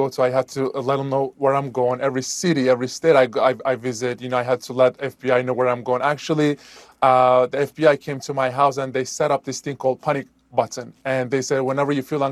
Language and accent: English; Turkey; now in United States; my home country, Turkey, they revoked my passport